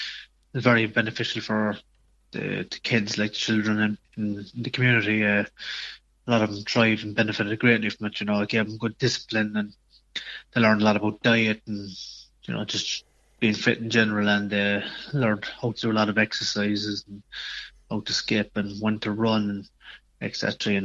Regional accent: Cork, Munster, Ireland; I'd say it was, yeah. So not, it's a very sporting county

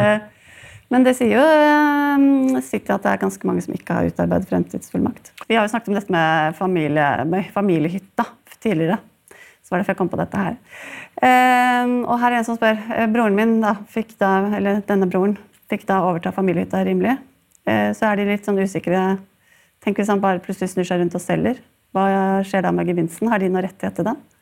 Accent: Sandefjord, Vestfold, Norway; jeg faktisk er fra min hjemby Sandefjord

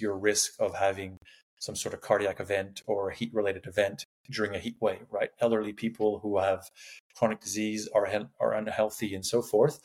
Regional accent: Canada; moved away as an adult; also born or lived in Sydney, Australia / Qatar; now in Canberra, Australia; I'm Canadian. I don't know if you can tell by the accent, but I did my PhD in Sydney.

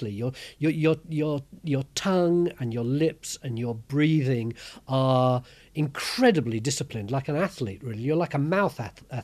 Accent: London, United Kingdom; my mum have always done all our lives is put on a posh voice to try and obscure the fact that we came from East London.

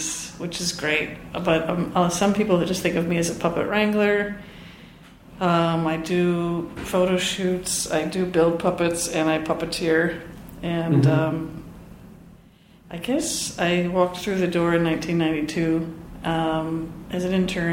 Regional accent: outside of Philadelphia, New Jersey, United States; I grew up outside of Philadelphia, New Jersey

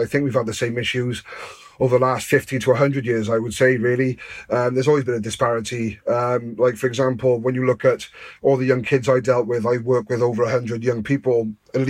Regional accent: Newport, Wales, United Kingdom; I grew up in Newport

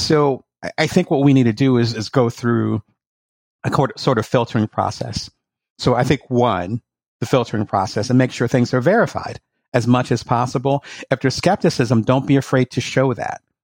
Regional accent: Midwest, United States; accent: South Jersey; also born or lived in South Jersey; this is my South Jersey accent, even though I was raised in the Midwest

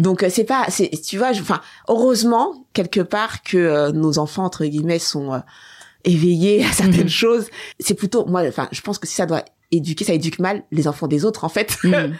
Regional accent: France; also born or lived in Seine-Saint-Denis (93); je suis née en France en 78

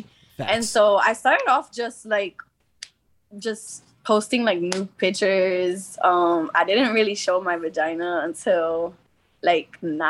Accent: New Jersey, United States; moved away as an adult; now in Los Angeles, United States; I'm originally from Jersey.

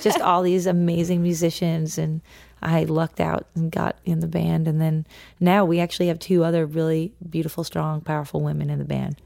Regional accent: Norwell, Massachusetts, United States; I grew up in Norwell, Massachusetts

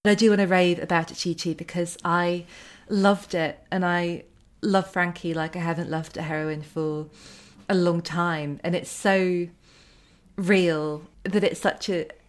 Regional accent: United Kingdom; I think as well, as a British reader, that world is still, it seems so exotic and glamorous to me.

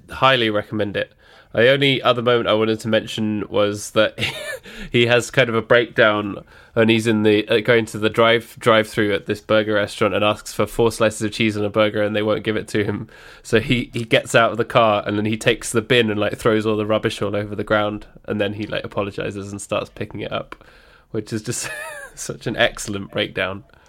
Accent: United Kingdom; we're British

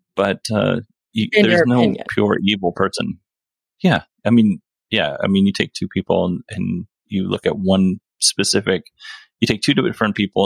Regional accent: Alaska, United States; moved away as an adult; now in Arizona, United States; I'm from Alaska

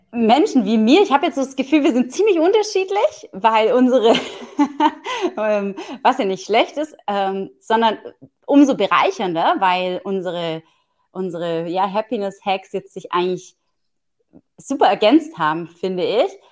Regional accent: Southern Germany, Germany; ich komme ja aus dem Süden von Deutschland

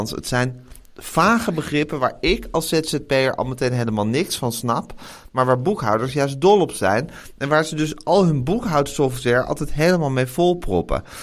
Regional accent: Amsterdam, North Holland, Netherlands; Ik ben een Amsterdammer en vandaag gaan wij het hebben over een bedrijf dat is opgericht door een Arnhemmer en een Amsterdammer.

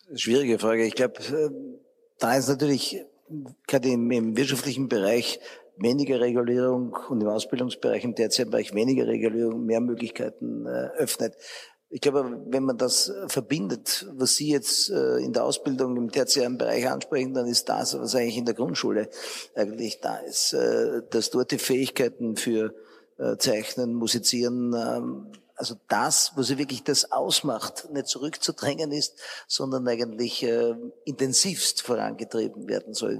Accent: Austria; wir eher als Österreicher sehr regulativ veranlagt sind

